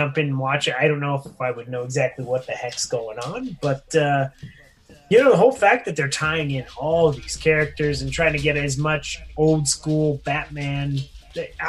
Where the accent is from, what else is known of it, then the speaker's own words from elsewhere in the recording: Reno, Nevada, United States; now in Denver, United States; my hometown in Reno